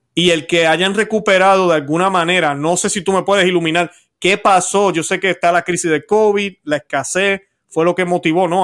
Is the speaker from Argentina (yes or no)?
no; Puerto Rico; now in United States; la situación en mi país está malísima también